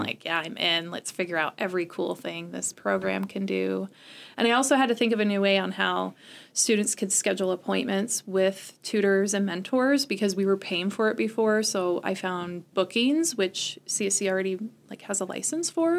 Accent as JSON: {"language": "English", "town": "Salmon", "region": "Idaho", "country": "United States", "tie": "born or raised there", "also_born_or_lived": "Modesto, California / Sonora, California", "moved": "yes", "lives_now": "Chadron, United States", "said": "I grew up most of my life in Idaho in different places."}